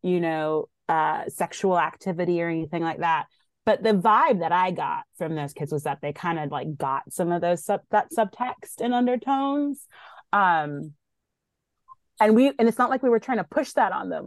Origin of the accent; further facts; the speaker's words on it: Somerville, Massachusetts, United States; also born or lived in Boston; born in Boston, raised in Somerville, Mass